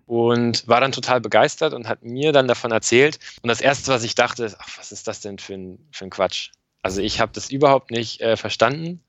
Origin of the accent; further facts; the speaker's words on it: Northern Germany, Germany; dass Norddeutschland echt ein bisschen meine Heimat ist